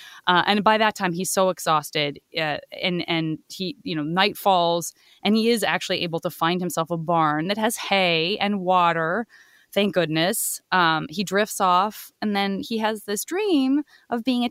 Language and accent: English; Arizona, United States; I'm from Arizona